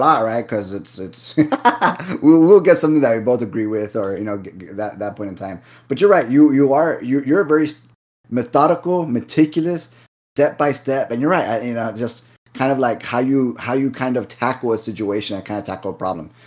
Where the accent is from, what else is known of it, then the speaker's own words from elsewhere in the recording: Rio Grande Valley, South Texas, United States; we're from the Valley, again, South Texas